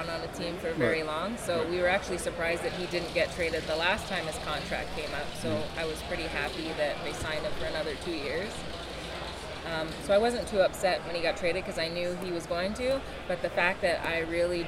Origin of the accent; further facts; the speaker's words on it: Ottawa, Ontario, Canada; we're from Ottawa.